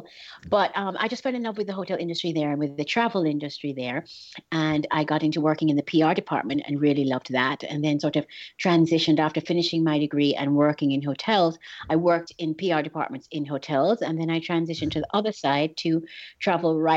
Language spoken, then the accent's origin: English; England, United Kingdom; moved away; also born or lived in Miami; I was born in England, and so we were traveling from England to Jamaica